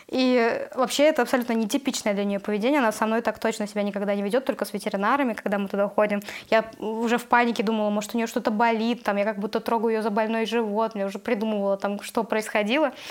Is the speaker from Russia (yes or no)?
yes; Russia; moved away as an adult; now in Tbilisi, Georgia; я россиянка, из-за того, что я русская